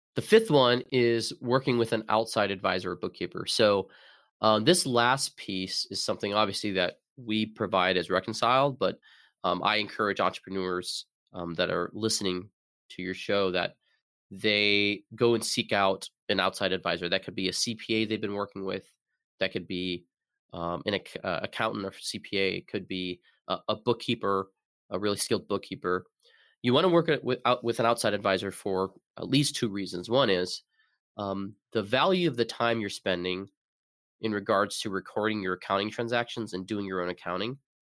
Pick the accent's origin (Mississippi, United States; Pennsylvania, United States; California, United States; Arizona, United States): Arizona, United States; moved away as an adult; also born or lived in Seattle; now in Burlington, United States; I'm originally from Arizona.